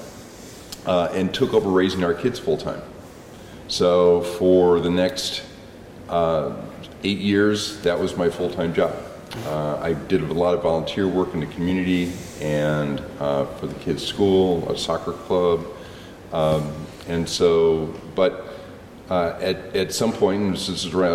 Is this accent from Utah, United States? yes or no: no; San Diego, California, United States; now in Oregon, United States; I'm from San Diego